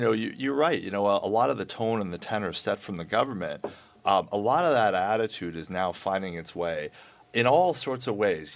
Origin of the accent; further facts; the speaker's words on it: Canada; we're Canadian